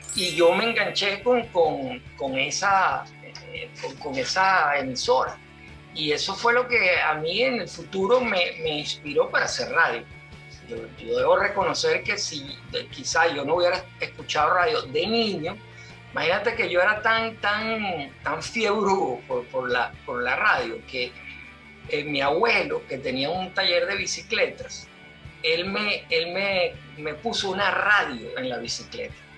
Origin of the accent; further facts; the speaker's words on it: Caracas, Capital District, Venezuela; moved away as an adult; now in Spain; Yo eh, nací y crecí, eh, viví en Altamira, Altamira Sur, para ser más preciso, eh, toda mi niñez y adolescencia